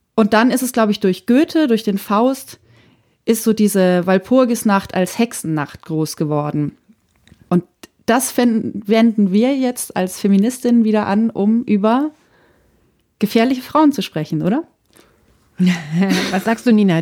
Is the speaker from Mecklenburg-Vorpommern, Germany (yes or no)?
no; Franconia, Bavaria, Germany; moved away; ich bin ja in Franken zum Teil aufgewachsen